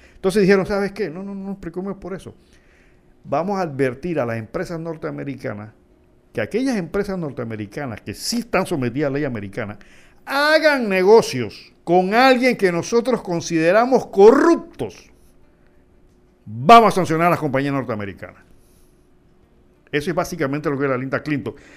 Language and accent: Spanish; Panama; soy un simple panameño